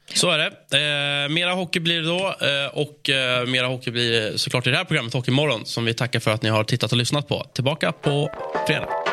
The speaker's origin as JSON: {"language": "Swedish", "town": "Stockholm", "region": "Stockholm County", "country": "Sweden", "said": "som stockholmare"}